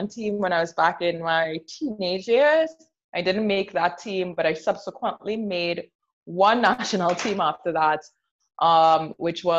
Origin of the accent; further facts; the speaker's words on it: Trinidad & Tobago; also born or lived in New York; I also do play currently in Trinidad and Tobago, which is my home country.